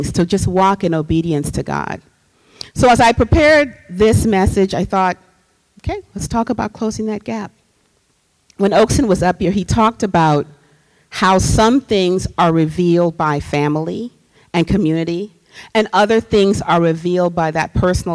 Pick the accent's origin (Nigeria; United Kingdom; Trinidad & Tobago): Trinidad & Tobago; moved away; I'm from Trinidad and Tobago. I grew up with music in the house all the time